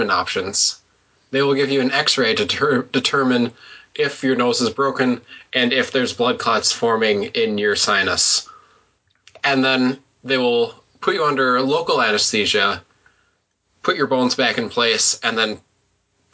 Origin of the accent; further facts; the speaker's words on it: Mankato, Minnesota, United States; Mankato, my hometown